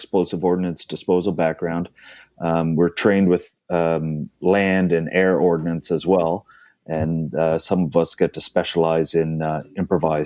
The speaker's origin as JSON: {"language": "English", "area": "Cape Breton", "region": "Nova Scotia", "country": "Canada", "tie": "born or raised there", "said": "I grew up in Cape Breton."}